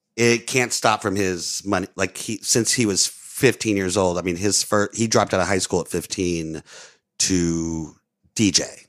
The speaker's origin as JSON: {"language": "English", "town": "New Orleans", "region": "Louisiana", "country": "United States", "tie": "born or raised there", "also_born_or_lived": "Florida", "moved": "yes", "said": "I grew up on the West Bank"}